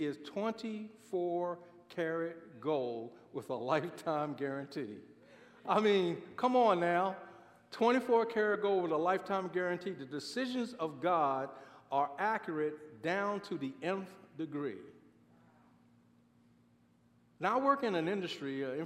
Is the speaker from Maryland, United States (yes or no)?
yes; Baltimore, Maryland, United States; I grew up in Baltimore, Maryland